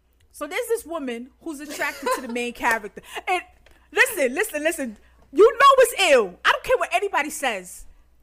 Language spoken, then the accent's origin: English; New York, United States; Me and Derby are native New Yorkers